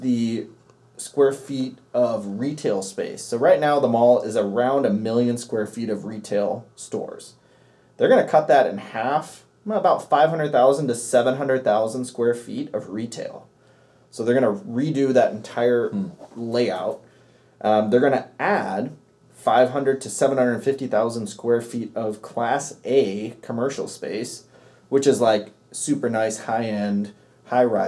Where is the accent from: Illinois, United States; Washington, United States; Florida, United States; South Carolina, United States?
Washington, United States; Seattle; I remember when I was a kid growing up in Seattle, in North Seattle